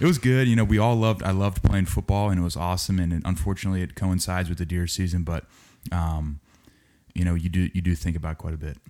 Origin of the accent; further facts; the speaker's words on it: Cincinnati, Ohio, United States; I'm from Cincinnati, Ohio.